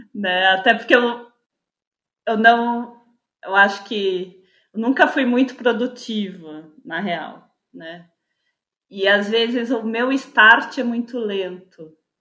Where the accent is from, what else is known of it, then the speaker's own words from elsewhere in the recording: São Paulo, Brazil; eu sou de São Paulo, capital